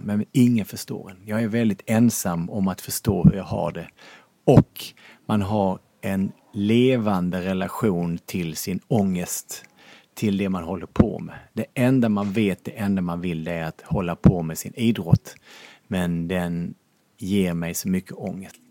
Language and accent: Swedish; Lund, Skåne, Sweden; now in Norrköping, Sweden; jag är uppvuxen i radhusområde i Lund